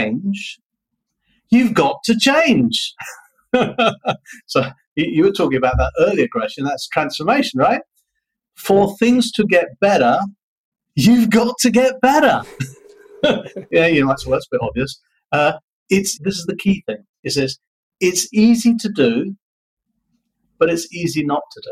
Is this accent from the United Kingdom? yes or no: yes; United Kingdom; now in Vietnam; I'm a Brit